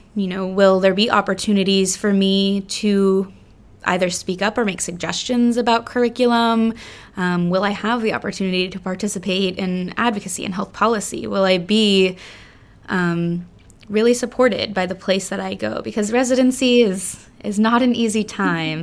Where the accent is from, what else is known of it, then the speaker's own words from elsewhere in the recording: South Florida, United States; we're originally from South Florida and, um, you know, born and raised there